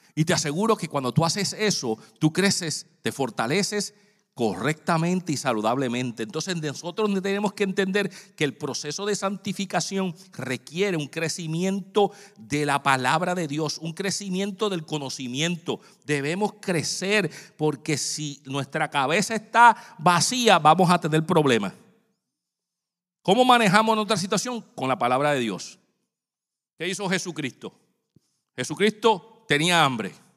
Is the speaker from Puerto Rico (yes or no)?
yes; San Juan, Puerto Rico; moved away; yo cuando era niño, yo estaba, vivía en Santurce, Puerto Rico